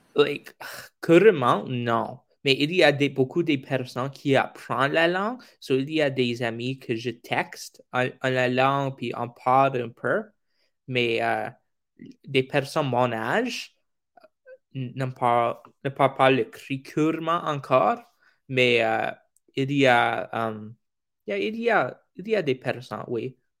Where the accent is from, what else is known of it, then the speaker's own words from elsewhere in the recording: Gimli, Manitoba, Canada; first language English; French is a second language; C'est anglais première parce que je suis au Manitoba